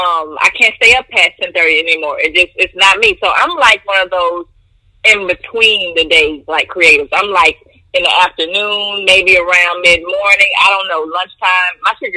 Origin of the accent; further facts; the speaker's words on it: Monroe, Louisiana, United States; Actually, growing up in the South, let's say, it really wasn't where I grew up that influenced my sense of fashion.